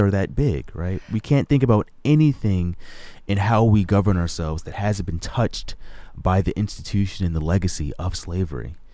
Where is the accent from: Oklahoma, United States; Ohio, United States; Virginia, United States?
Virginia, United States; Hampton; moved away; I was born in Hampton, Virginia. I call Hampton, Virginia my hometown, is where my mom continues to live.